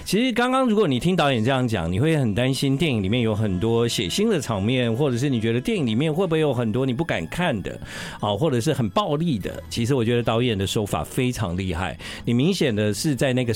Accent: Taiwan; 我们在台湾长大的孩子

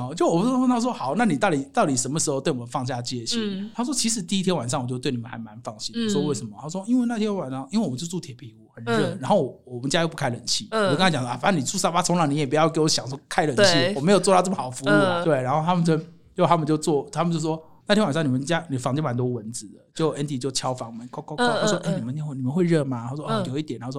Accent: China; 我告诉你哦， 我们大陆那边呢，很多这种啊

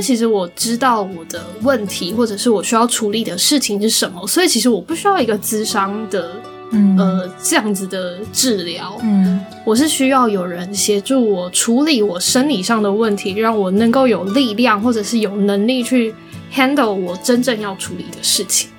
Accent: Taiwan; 在台湾，身为一个台湾人

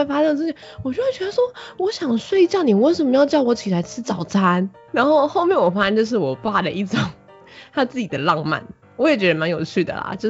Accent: Miaoli County, Taiwan; also born or lived in Banqiao / Hualien; 其实我小时候是在很小的时候，一开始是在板桥，长大以后就是嗯，大概是到要上幼稚园以后，我们就搬回来苗栗。因为毕竟板桥的物价什么真的其实真的比较高，所以那时候我们就搬回来苗栗。但是我的老家是在花莲。

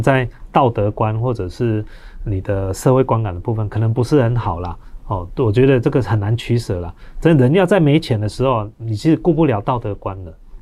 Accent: Taiwan; 我们台湾人捐钱

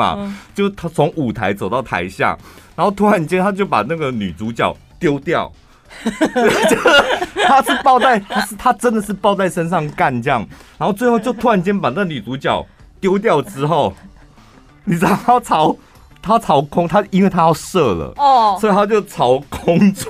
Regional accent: Taiwan; also born or lived in Taipei; 我台湾人呗。

